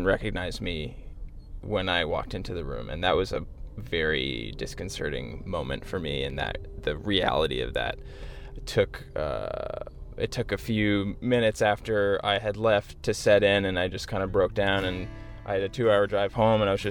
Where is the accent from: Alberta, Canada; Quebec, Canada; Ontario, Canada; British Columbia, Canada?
Ontario, Canada; Whitby; where I grew up in Whitby, Ontario, in that sort of Durham region